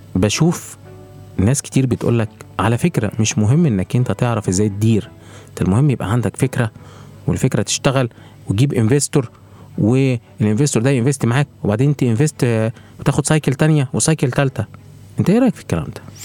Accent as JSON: {"language": "Arabic", "country": "Egypt", "said": "بيئتنا وبيئه الاعمال عندنا في مصر"}